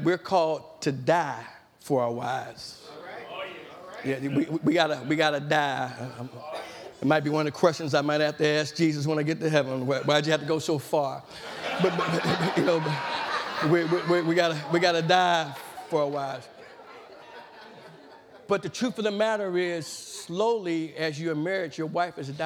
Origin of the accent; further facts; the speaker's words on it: Madisonville, United States; growing up in East End